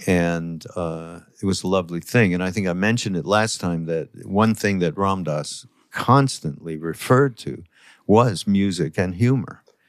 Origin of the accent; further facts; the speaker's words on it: Canada; I'm from Canada